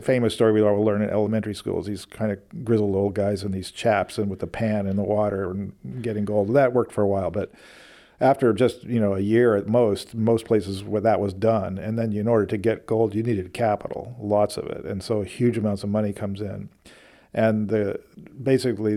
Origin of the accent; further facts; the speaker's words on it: Oakland, California, United States; I grew up in Oakland